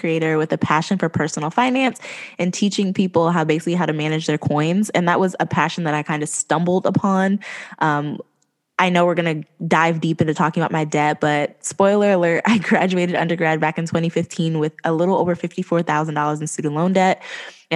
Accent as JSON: {"language": "English", "region": "East Coast", "country": "United States", "said": "I'm from the East Coast"}